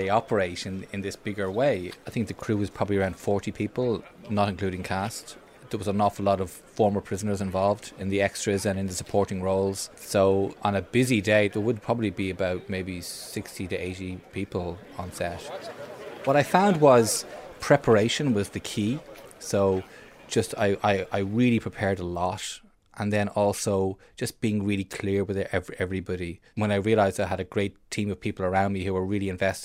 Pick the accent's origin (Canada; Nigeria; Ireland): Ireland; I'm an Irish film director